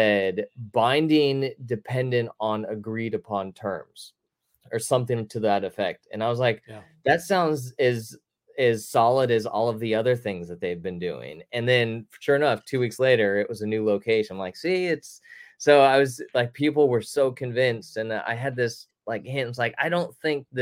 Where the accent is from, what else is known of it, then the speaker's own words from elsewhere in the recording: Concord, California, United States; moved away as an adult; also born or lived in Los Angeles; now in Sacramento, United States; I grew up in the Bay Area in Concord and then moved down